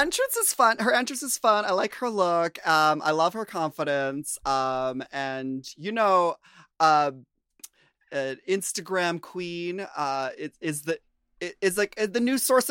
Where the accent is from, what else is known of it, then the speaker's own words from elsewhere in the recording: Minnesota, United States; I grew up near farms in Minnesota